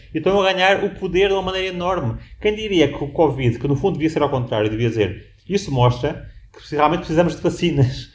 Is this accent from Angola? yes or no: no; Portugal; moved away; also born or lived in Washington, United States; já nasci num país específico como em Portugal